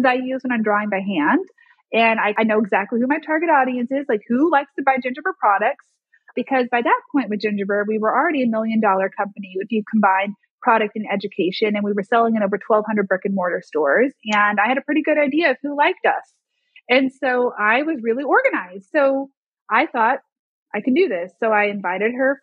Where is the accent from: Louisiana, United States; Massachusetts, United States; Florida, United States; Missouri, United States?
Missouri, United States; Springfield; now in Arkansas, United States; my hometown of Springfield, Missouri